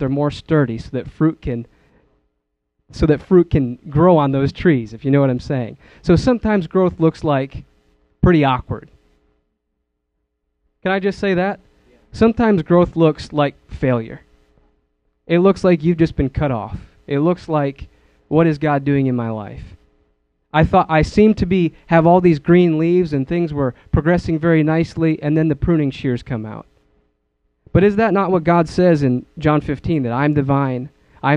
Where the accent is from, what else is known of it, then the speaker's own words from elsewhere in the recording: Wisconsin, United States; moved away; I come from Wisconsin. I miss my family